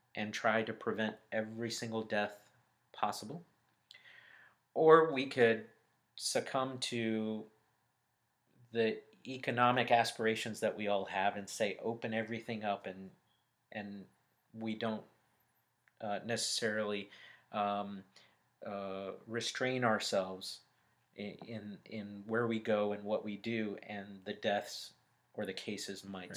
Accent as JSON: {"language": "English", "town": "Birmingham", "region": "Alabama", "country": "United States", "tie": "born or raised there", "also_born_or_lived": "Dallas, Texas", "moved": "as an adult", "lives_now": "Atlanta, United States", "said": "I was born and raised in Birmingham, Alabama."}